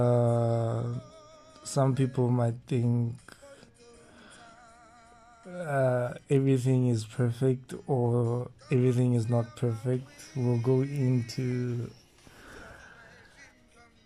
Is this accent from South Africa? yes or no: yes; Rustenburg, North West, South Africa; We are both from Rustenburg